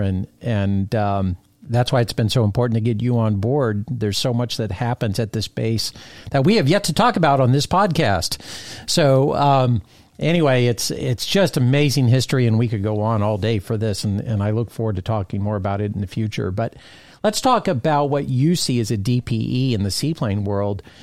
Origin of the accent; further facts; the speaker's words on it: Fort Lauderdale, Florida, United States; moved away; I was a Fort Lauderdale native.